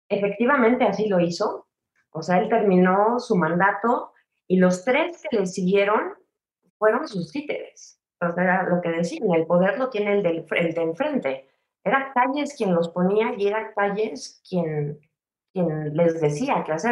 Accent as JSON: {"language": "Spanish", "region": "Sonora", "country": "Mexico", "said": "Así somos los sonorenses."}